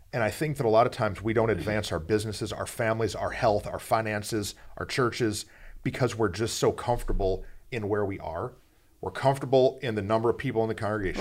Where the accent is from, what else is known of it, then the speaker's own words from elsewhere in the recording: Flint, Michigan, United States; I'm from the murder mitten uh, Michigan. Yeah. And so Flint, Flint town